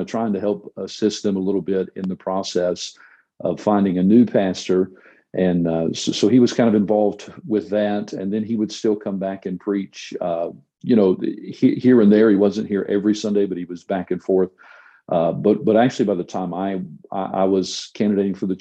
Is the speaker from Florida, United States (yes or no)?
no; North Carolina, United States; moved away as an adult; also born or lived in Arkansas; now in Clovis, United States; I'm originally from North Carolina